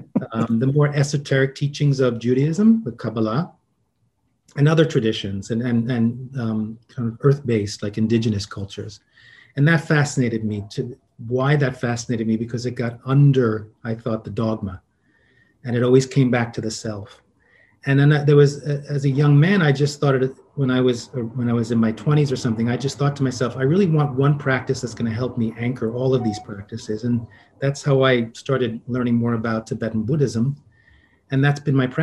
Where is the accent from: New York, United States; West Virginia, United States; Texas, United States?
New York, United States; New York City; I'm originally from New York City, and it was a pretty volatile growing up